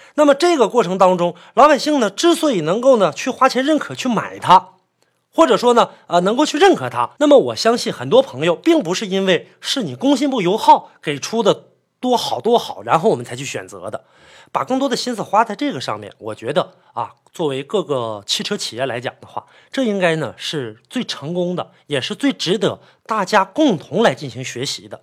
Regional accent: Northeast China, China; 在我们北方，因为我是北方人嘛，在这个东北

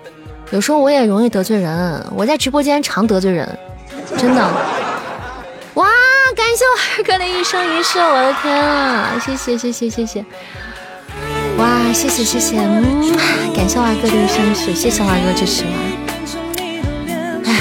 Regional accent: Xi'an, Shaanxi, China; 就是虽然我不是我是个土生土长的西安人，但是我也在这个环境下长大了。

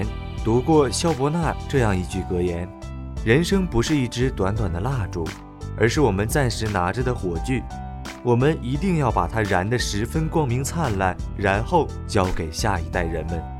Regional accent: China; 在我们中国人的观念里啊，父爱如山，母爱似水。

